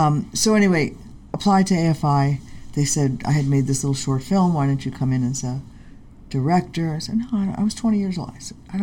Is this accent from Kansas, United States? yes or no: no; Los Angeles, California, United States; also born or lived in Manhattan, New York; moved to Hollywood. And I grew up in Hollywood. I went to Hollywood High School. I am a Hollywood kid.